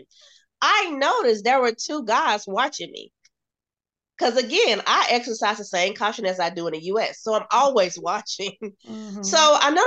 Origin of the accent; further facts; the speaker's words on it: United States; Being an American